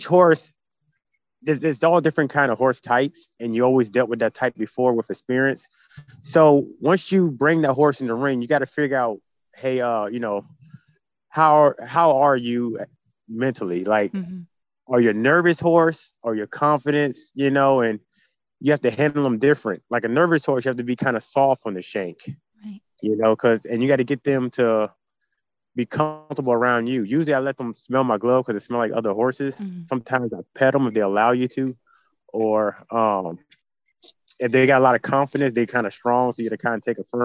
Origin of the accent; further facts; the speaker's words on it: Virginia, United States; also born or lived in New York City, New York; I was born in New York City, and I didn't get around livestock until about middle school when we moved to Virginia